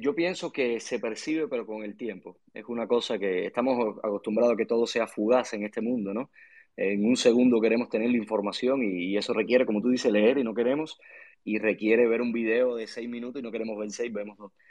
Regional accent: Cuba; accent: Cuban; mi país

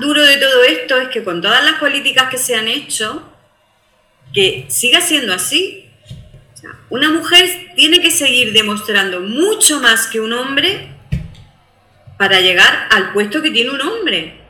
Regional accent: Armuña de Almanzora, Andalusia, Spain; Las mujeres de mi pueblo

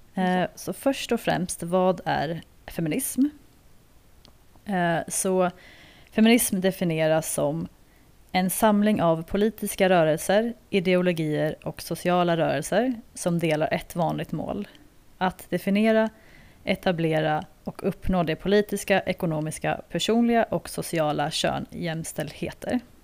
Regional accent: Sweden; moved away as an adult; now in South Africa; när jag växte upp i Sverige

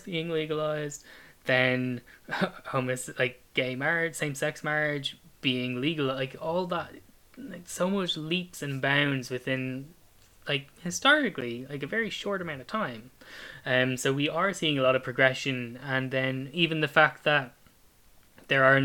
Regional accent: Ireland; my family home in Ireland

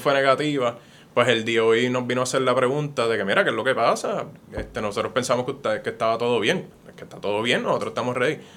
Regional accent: Puerto Rico; moved away as an adult; now in United States; Yo sigo siendo puertorriqueño

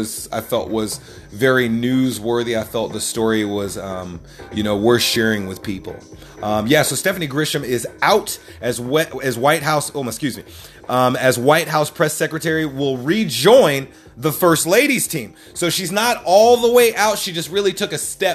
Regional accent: North Carolina, United States; I'm from North Carolina

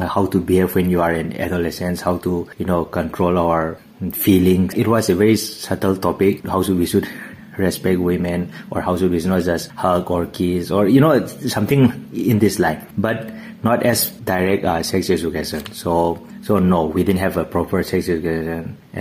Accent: Manipur, India; now in Hungary; I come from a small state in India called Manipur

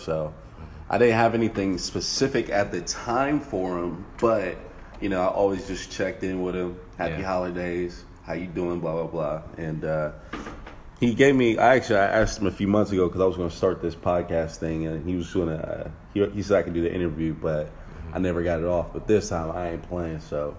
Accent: Sacramento, California, United States; also born or lived in Rancho Cordova, California / Antelope, California; now in Los Angeles, United States; I'm from Sacramento, California.

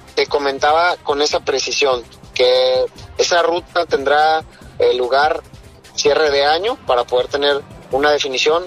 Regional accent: Puerto Vallarta, Jalisco, Mexico; yo nací en Puerto Vallarta

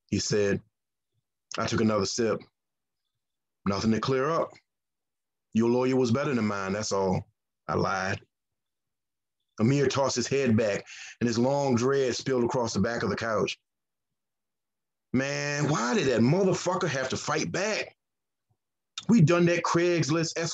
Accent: the South, United States; I have a saying where I grew up. I'm from the South

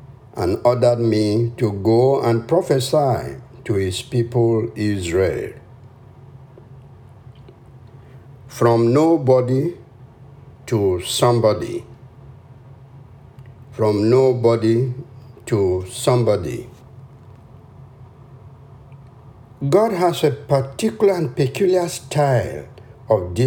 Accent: Cameroon; The name of the village I come from is Ito Ingi, subdivision in the nation of Cameroon on the African continent.

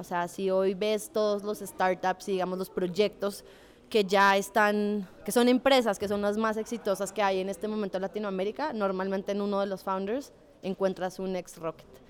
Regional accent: Colombia; moved away as an adult; also born or lived in Chile; now in Mexico; soy colombiana, tengo 30 años. Eh, llevo dos años y medio viviendo en México

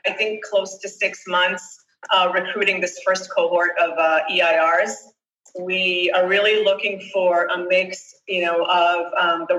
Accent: Boston, Massachusetts, United States; also born or lived in Israel; I grew up, I was born in Israel. I grew up in Boston. My parents relocated

